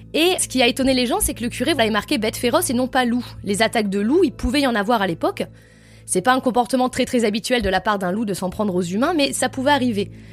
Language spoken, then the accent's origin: French; Lozère, Occitania, France; je suis originaire de Lozère.